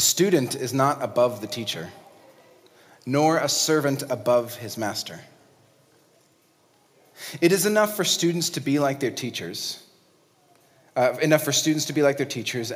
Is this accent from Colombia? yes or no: no; Mexico City, Mexico; moved away; I grew up in Mexico City